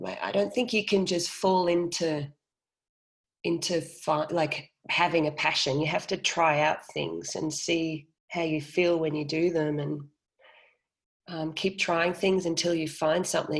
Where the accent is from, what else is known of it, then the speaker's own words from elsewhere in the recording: Austria; also born or lived in Australia; Well, I mean, because I grew up in Austria and in Australia